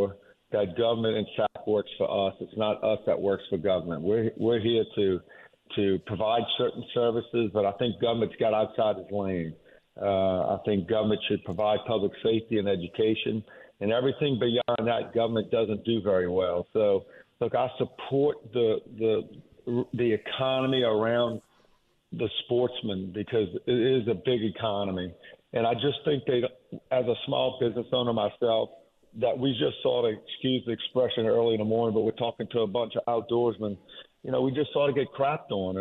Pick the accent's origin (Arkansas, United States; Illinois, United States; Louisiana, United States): Louisiana, United States; Jefferson Parish; I was born and raised in Jefferson Parish and been here my entire life other than my military time